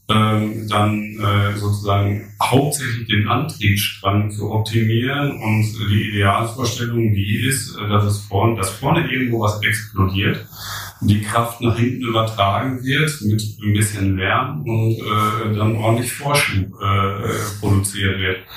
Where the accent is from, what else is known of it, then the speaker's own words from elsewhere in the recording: Germany; wir ähm, als Deutsche